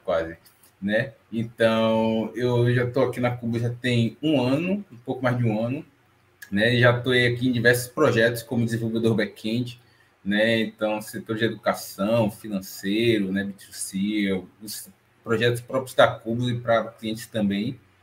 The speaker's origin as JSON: {"language": "Portuguese", "region": "Bahia", "country": "Brazil", "tie": "born or raised there", "said": "sou natural de Salvador, estou falando aqui da Bahia também, mas baiano, mas não sou soteropolitano"}